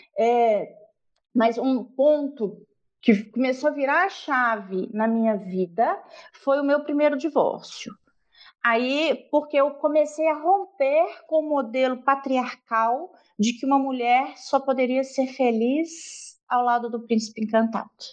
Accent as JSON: {"language": "Portuguese", "region": "Minas Gerais", "country": "Brazil", "tie": "born or raised there", "said": "Eu sou mineira lá da roça, nasci numa comunidade é, rural chamada Palmulato"}